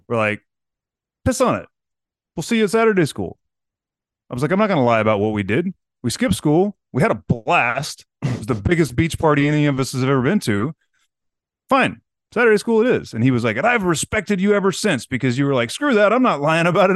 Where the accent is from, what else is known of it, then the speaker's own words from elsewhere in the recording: Corpus Christi, Texas, United States; I grew up in Corpus